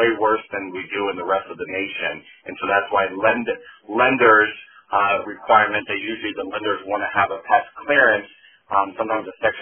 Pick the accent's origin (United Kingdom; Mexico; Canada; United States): United States; Simi Valley, California; moved away as an adult; that's where I grew up in Simi Valley down in Southern California